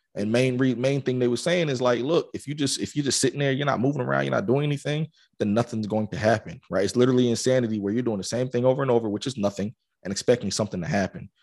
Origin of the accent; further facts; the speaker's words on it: Atlanta, Georgia, United States; I grew up in Atlanta